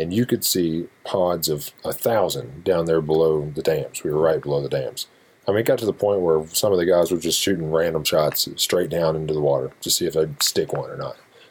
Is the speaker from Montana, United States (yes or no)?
no; Shelby County, Kentucky, United States; I'm from Shelby County